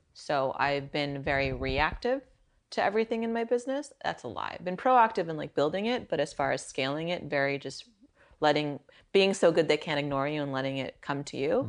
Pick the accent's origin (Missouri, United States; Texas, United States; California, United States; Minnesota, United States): California, United States; Silicon Valley; growing up in Silicon Valley